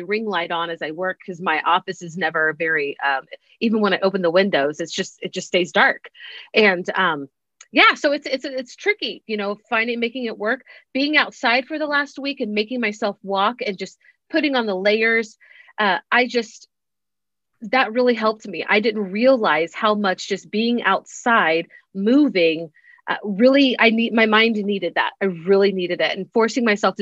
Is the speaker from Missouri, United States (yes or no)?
yes; St. Joseph, Missouri, United States; moved away as an adult; also born or lived in Texas; now in Alaska, United States; I grew up in St. Joseph, Missouri. And I left 21 years ago